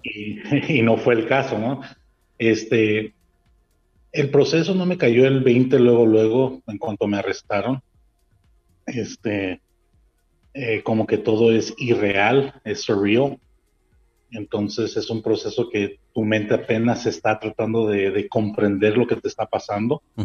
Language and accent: Spanish; Montebello, California, United States; moved away as an adult; now in Mexico; yo dije de Montebello porque fue donde yo me crié mayor parte de, que es en el este de Los Ángeles